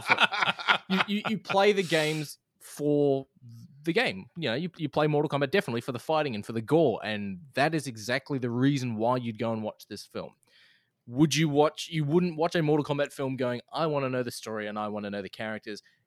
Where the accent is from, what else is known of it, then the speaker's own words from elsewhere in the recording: Australia; as an Australian